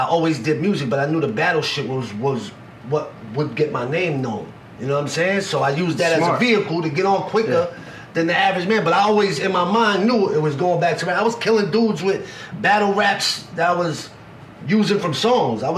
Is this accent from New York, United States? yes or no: yes; New York City, New York, United States; also born or lived in Staten Island / Poconos; See, I'm from Coney Island, but in my high school years, I went to high school in Staten Island.